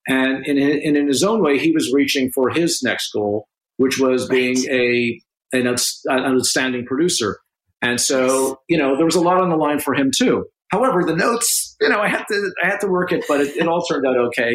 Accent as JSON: {"language": "English", "country": "Canada", "said": "as a Canadian"}